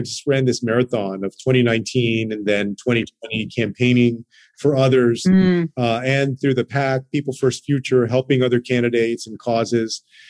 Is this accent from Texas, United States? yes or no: yes; Texas, United States; including in my home state of Texas.